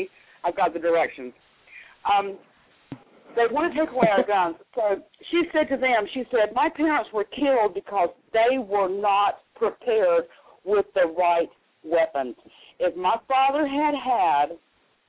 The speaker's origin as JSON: {"language": "English", "region": "the Carolinas", "country": "United States", "moved": "yes", "said": "I'm from the Carolinas originally"}